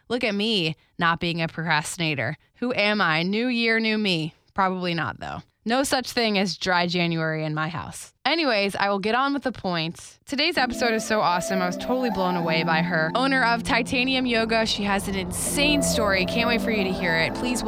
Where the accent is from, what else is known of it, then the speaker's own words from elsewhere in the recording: West Palm Beach, Florida, United States; you know what's funny is I grew up in West Palm, so South Florida